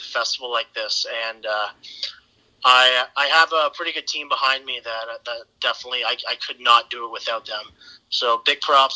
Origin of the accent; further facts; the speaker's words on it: Brantford, Ontario, Canada; I'm from Brantford. That's where my roots are